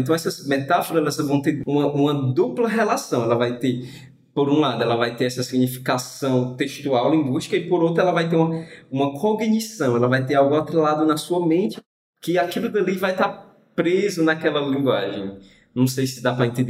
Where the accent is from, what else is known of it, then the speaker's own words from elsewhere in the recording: Brazil; nós brasileiros